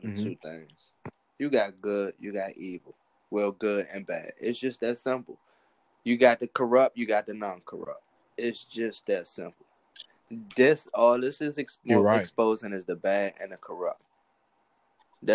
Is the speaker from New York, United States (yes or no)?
no; Washington, District of Columbia, United States; now in Baltimore, United States; I currently live in Baltimore, but I'm from Northeast DC. I'm from Kenilworth.